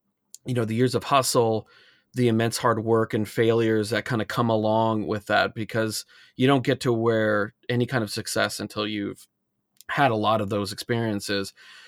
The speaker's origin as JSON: {"language": "English", "region": "Alaska", "country": "United States", "tie": "born or raised there", "said": "I said, I'm not specifically climbing, but I grew up in Alaska."}